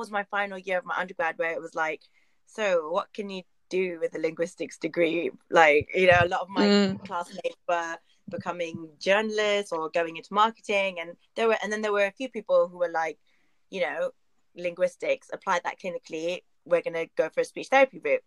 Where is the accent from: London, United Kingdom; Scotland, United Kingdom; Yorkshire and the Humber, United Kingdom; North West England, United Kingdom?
London, United Kingdom; I'm from Northwest London